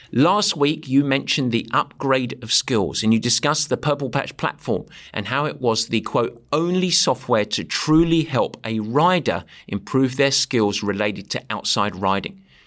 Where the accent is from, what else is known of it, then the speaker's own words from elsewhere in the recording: England, United Kingdom; When I swear as an Englishman, it sounds like poetry